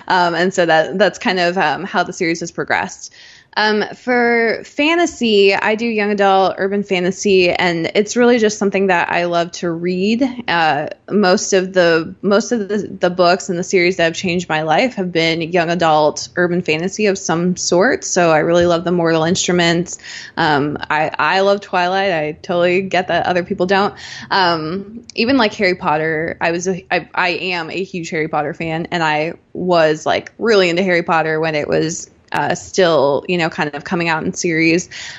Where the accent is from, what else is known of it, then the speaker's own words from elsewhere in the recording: Rhineland-Palatinate, Germany; born there; I was born in Germany at near Ramstein Air Force Base. And we did two different tours there, and, you know, we did some tours in the US. So like I was constantly moving, with my family.